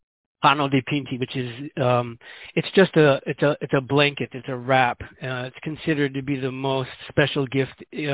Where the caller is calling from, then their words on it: Guinea-Bissau; Because as I said, I'm calling here from Guinea-Bissau.